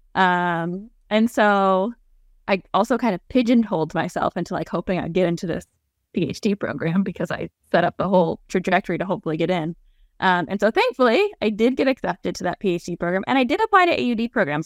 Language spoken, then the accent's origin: English; New England, United States; moved away as an adult; now in Nebraska, United States; I am originally from the East Coast. So I'm a New England girl